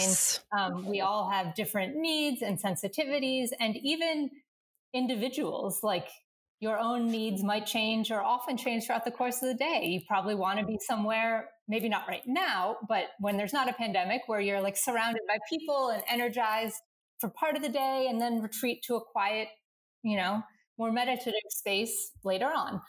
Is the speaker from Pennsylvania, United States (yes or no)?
no; Northern Virginia, United States; the house I grew up in in Northern Virginia